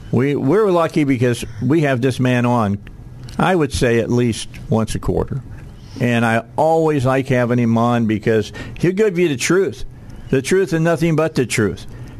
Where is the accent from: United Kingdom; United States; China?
United States; Wynne, Arkansas; I grew up in Wynn, Arkansas.